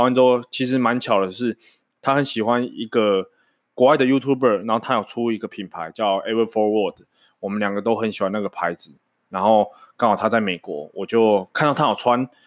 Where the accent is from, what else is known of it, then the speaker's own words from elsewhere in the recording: Changhua County, Taiwan; moved away as an adult; now in Banqiao, Taiwan; 大家知道我彰化人嘛，所以我就是从小在彰化长大